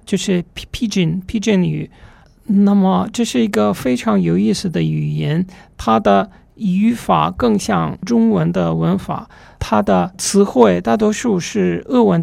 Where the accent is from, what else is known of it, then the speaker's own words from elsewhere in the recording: Russia; Chinese is a second language; 我们有俄罗斯有一个诗人，名字叫格里巴耶的